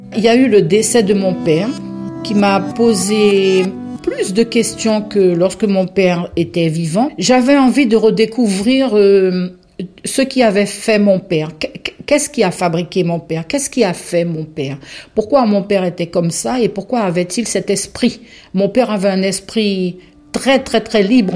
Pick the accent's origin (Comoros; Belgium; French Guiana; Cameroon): French Guiana; first language Guianese Creole; French is a second language; moved away as an adult; also born or lived in Brazil; now in Pays Catalan, France; j'ai mes racines plantées en Guyane